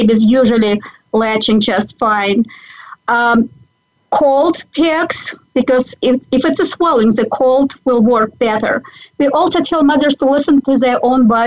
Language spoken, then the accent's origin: English; Belarus; moved away; I was born and raised in Belarus, which was a part of Soviet Union